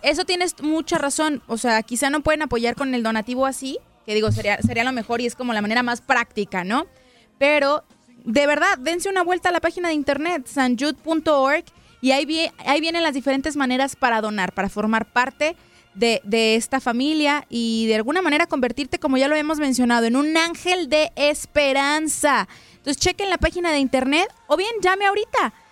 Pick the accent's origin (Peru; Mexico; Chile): Mexico; Yo soy mexicana.